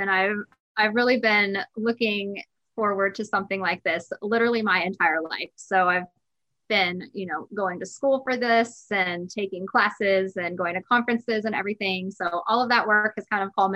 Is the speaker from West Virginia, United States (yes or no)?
yes; Terra Alta, West Virginia, United States; I grew up in Northern West Virginia in a tiny town called Terra Alta.